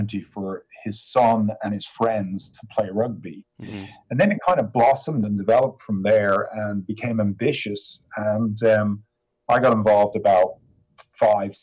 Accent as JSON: {"language": "English", "country": "Ireland", "tie": "born or raised there", "also_born_or_lived": "United States", "moved": "as an adult", "lives_now": "England", "said": "I grew up in Ireland"}